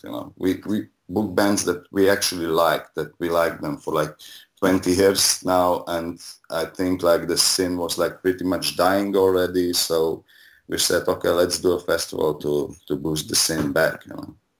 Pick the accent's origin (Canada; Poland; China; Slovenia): Slovenia; now in Ljubljana, Slovenia; my first show I, I did when I was 17 in 95. Um, and it was like a punk rock show in my hometown. And then in 97, I moved to Ljubljana